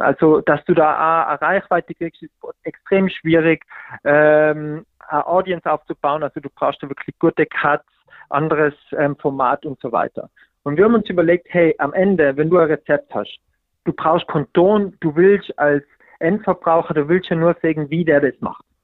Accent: Pitztal, Tyrol, Austria; moved away; ich komme aus dem hintersten Winkel vom, vom Bitztal, wirklich, also 100 Einwohner

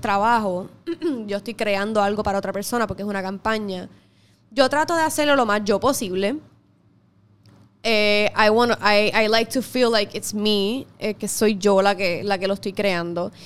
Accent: Puerto Rico; como todo puertorriqueño patriota al fin

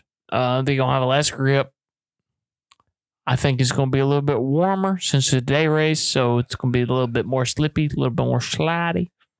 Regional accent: Anderson, South Carolina, United States; born there; I am. I was born in Anderson, South Carolina.

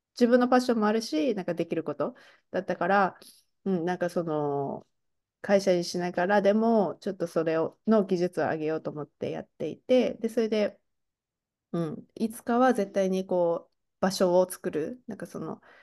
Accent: Tochigi, Japan; also born or lived in United States / Taiwan / Mashiko, Tochigi; 私の出身もまあ栃木県で、もうちょっとなんか田舎っていうか、あんまり全然なんか有名じゃないっていうか、まあ、田舎に住んでいたので

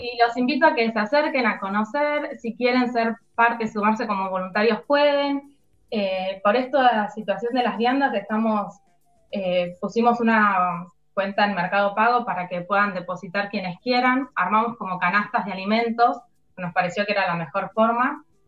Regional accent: Ituzaingó, Buenos Aires Province, Argentina; yo soy de Ituzaingó, vivo cerca del barrio, la mayoría somos de la zona

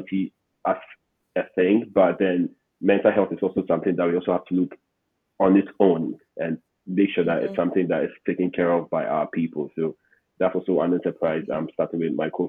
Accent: Accra, Greater Accra, Ghana; I was raised mostly in Accra, but I visited Kumasi a lot.

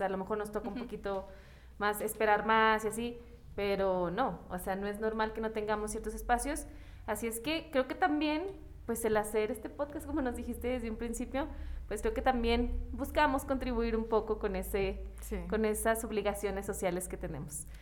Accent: Mexico; nuestro humor como mexicanos

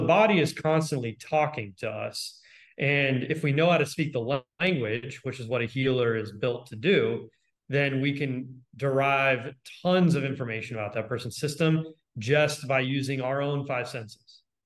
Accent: Los Angeles, California, United States; I grew up in Los Angeles

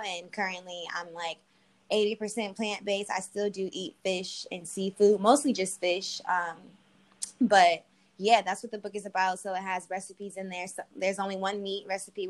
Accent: Detroit, Michigan, United States; moved away as an adult; also born or lived in Arizona / Los Angeles; I'm from Detroit after living in Arizona, going to school in Arizona, living in LA, and I moved back to Detroit

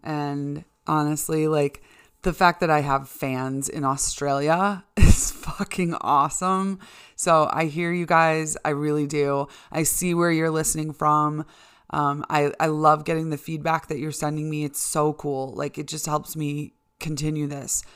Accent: Chicago, Illinois, United States; moved away as an adult; now in Boise, United States; I'm from Chicago, uh, you know, born and raised in the Chicago suburbs and lived in the city for almost ten years

